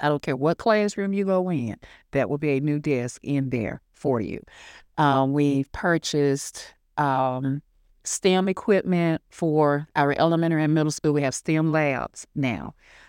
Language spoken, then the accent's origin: English; United States; Like I said, I'm from Hancock County. I'm a proud alumnus, ninth class of 1986, that I think is the best class that has ever come through Hancock Central High School. And I went to school here.